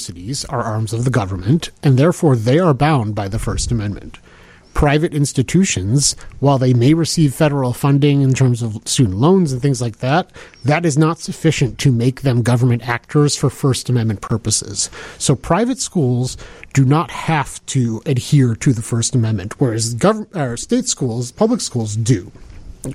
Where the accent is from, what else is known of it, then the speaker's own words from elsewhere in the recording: Skokie, Illinois, United States; Growing up in Skokie